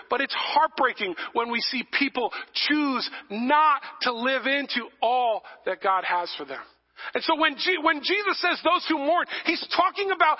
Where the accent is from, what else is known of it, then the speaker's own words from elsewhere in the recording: New England, United States; also born or lived in New Jersey; I'm from New England. We're not nice people